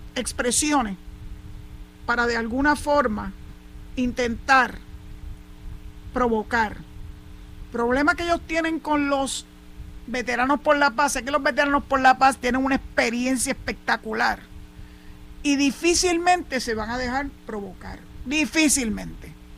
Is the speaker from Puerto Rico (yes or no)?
yes; San Juan, Puerto Rico; now in Cabo Rojo, Puerto Rico; pocas veces me desplazo en el año para mi ciudad natal, que es San Juan